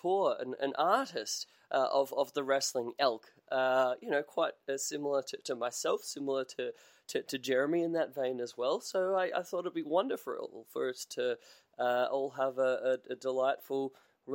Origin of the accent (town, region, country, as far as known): Australia